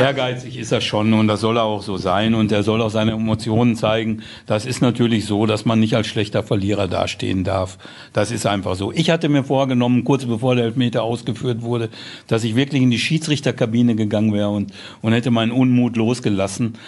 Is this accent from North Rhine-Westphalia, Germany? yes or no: yes; Dortmund, North Rhine-Westphalia, Germany; mein Vater hat auf Hösch gearbeitet und so, wie man das so in Dortmund, wie man so aufwächst